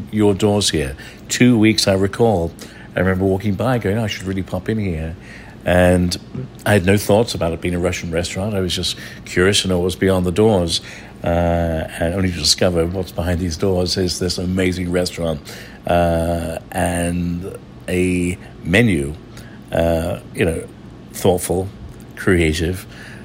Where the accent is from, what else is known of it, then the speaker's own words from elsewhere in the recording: London, United Kingdom; accent: English; moved away; also born or lived in Northern Ireland; I was born in London